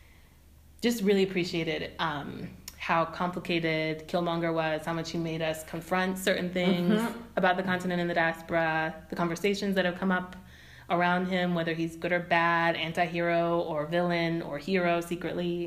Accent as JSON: {"language": "English", "area": "Bay Area", "region": "California", "country": "United States", "tie": "born or raised there", "also_born_or_lived": "New York City, United States", "moved": "as an adult", "lives_now": "Nairobi, Kenya", "said": "I didn't grow up in Oakland, but I grew up in the Bay Area"}